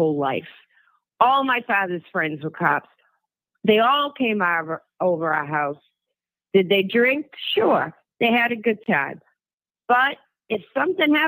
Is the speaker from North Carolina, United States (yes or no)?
no; Worcester, Massachusetts, United States; I grew up in Worcester, Massachusetts